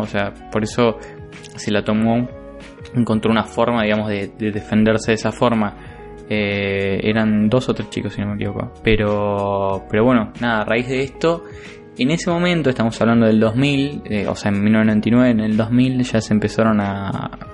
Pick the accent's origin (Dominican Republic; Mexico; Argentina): Argentina; nosotros como argentinos